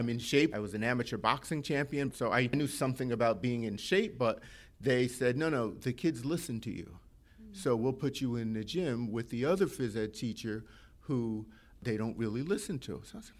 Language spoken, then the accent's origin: English; New York City, New York, United States; now in Hamilton, United States; I am one of nine children, born and raised in Brooklyn